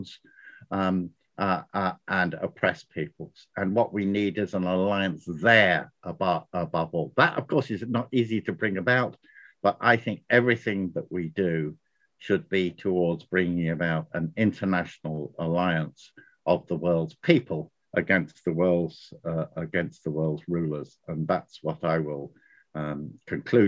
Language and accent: English; United Kingdom; moved away as an adult; now in Ireland; I'm a Brit living in Ireland